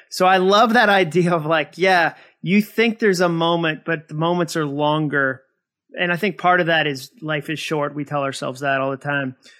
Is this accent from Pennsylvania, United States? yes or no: no; Massachusetts, United States; moved away as an adult; also born or lived in Birmingham, Alabama; I grew up in Massachusetts, school in Birmingham